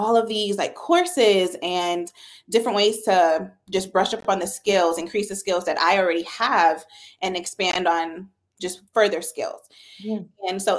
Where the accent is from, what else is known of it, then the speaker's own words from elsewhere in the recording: Brooklyn, New York, United States; born there; now in Georgia, United States; So actually, my family is from Jamaica. I was born in Brooklyn, New York.